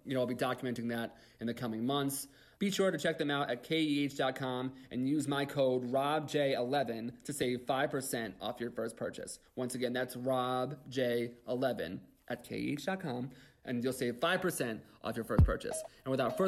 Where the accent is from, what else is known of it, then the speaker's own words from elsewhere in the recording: United States; we're from the New York, New Jersey kind of border area